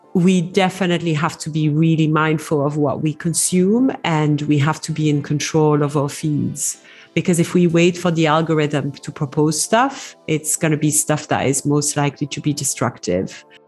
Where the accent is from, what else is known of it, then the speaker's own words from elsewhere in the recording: Belgium; moved away as an adult; now in Dubai, United Arab Emirates; I'm originally from Belgium, uh, so I speak French and English fluently